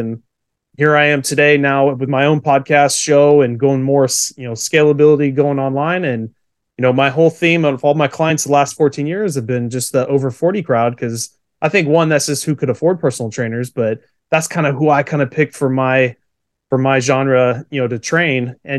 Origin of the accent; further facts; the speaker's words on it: California, United States; So born and raised in Central California.